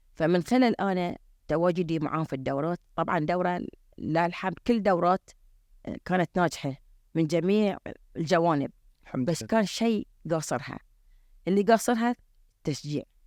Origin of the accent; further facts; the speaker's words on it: Bahrain; احنا عندنا في البحرين